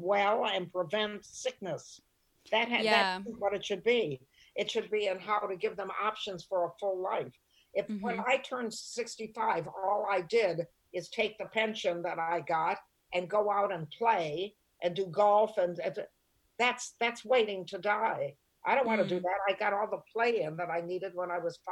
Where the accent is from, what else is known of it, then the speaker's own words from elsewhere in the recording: Toledo, Ohio, United States; moved away as an adult; also born or lived in San Francisco / New York; I grew up in Toledo, Ohio